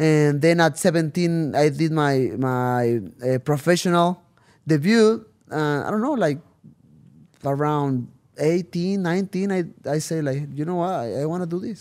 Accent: Tijuana, Baja California, Mexico; first language Spanish; English is a second language; I came back to Tijuana

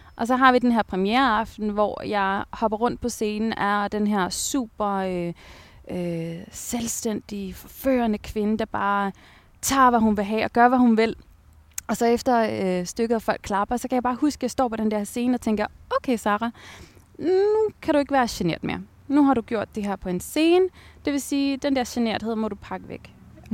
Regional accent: Taastrup, Capital Region of Denmark, Denmark; also born or lived in Abu Dhabi, United Arab Emirates; jeg var vokset op i Tostrup.

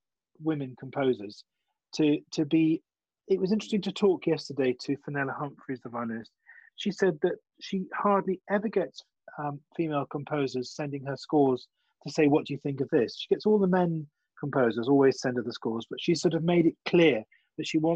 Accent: England, United Kingdom; also born or lived in Germany; being English

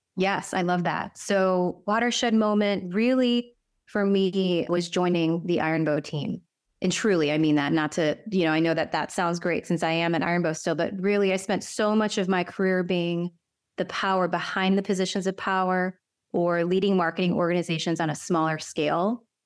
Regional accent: Cleveland, Ohio, United States; who was born and raised in Cleveland in the Midwest, you know, from a Korean immigrant

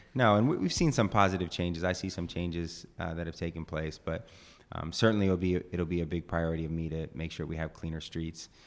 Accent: East Bay, California, United States; I grew up in the East Bay

